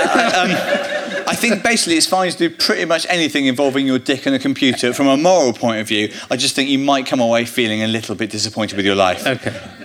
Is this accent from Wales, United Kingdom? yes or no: no; Bristol, South West England, United Kingdom; I grew up in Bristol